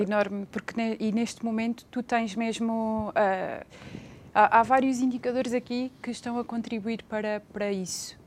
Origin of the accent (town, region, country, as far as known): Portugal